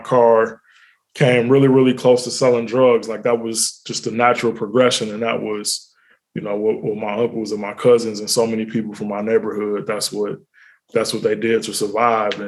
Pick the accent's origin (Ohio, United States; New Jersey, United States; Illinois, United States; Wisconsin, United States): Ohio, United States; Cincinnati; also born or lived in Italy; now in Atlanta, United States; Born and raised in Cincinnati